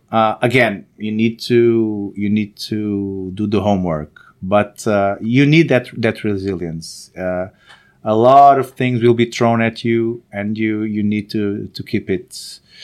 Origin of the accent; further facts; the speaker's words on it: Angola; moved away; also born or lived in Salvador, Brazil; I was born in Africa, actually, in Angola